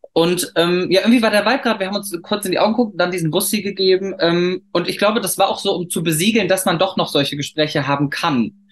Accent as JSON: {"language": "German", "town": "Cologne", "region": "North Rhine-Westphalia", "country": "Germany", "said": "wir kommen ja beide aus Köln"}